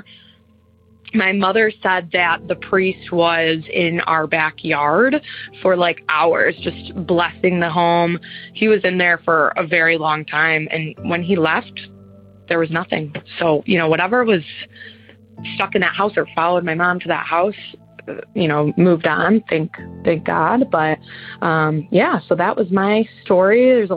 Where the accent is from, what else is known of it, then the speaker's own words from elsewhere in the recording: Michigan, United States; We ended up moving into the house I grew up in, just a few streets away in the same city. I'm from Michigan.